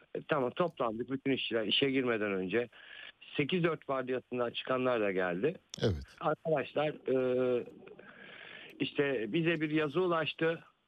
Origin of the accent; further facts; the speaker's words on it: Balya, Balıkesir, Turkey; ben de Balyalı olarak ben aynı zamanda Balyalıyım